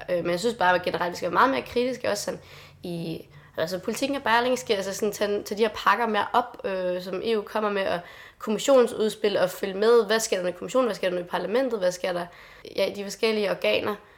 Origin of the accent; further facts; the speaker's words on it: Lolland, Zealand, Denmark; jeg kommer selv fra Lolland